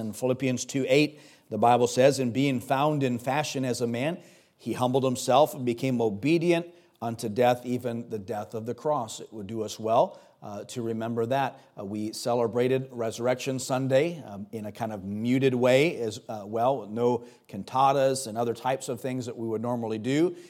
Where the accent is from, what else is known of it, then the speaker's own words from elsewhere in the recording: United States; my citizenship as an American